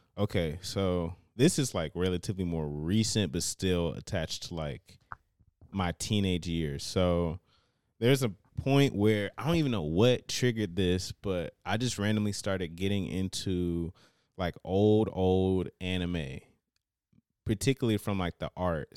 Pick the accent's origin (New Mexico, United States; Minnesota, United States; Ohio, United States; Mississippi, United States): Ohio, United States; Cincinnati; I was, uh, born and raised in Cincinnati